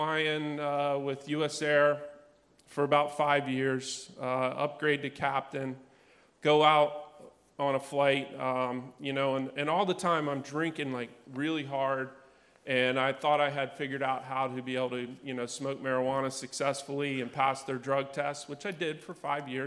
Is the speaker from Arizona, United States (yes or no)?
no; Outer Banks, North Carolina, United States; And I grew up on the Outer Banks in North Carolina.